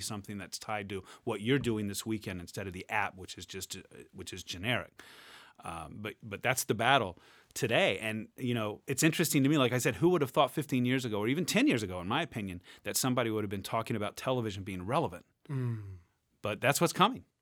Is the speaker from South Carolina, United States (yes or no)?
no; Jacksonville, Florida, United States; moved away as an adult; now in Michigan, United States; I grew up in Jacksonville, Florida